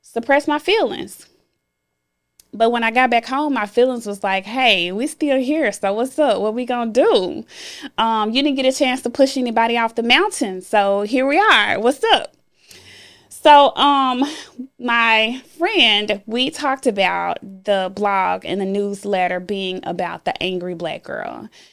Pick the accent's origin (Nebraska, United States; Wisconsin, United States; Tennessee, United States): Tennessee, United States; Memphis; born or raised there